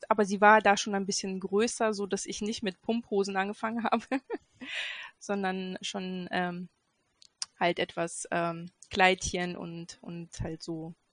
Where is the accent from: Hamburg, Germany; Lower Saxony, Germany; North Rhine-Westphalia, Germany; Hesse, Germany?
Lower Saxony, Germany; Göttingen; Ähm, ich komme aus Göttingen ähm, und wohne ähm, in Geismar hier in Göttingen mit ähm, meinem Mann und drei Kids.